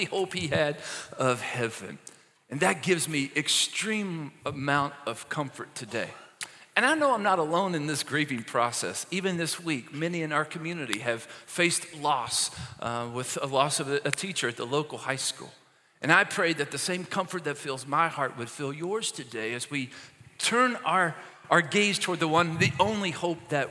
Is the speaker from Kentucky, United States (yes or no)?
yes; Maysville, Kentucky, United States; moved away; the hospital in my hometown, Maysville, Kentucky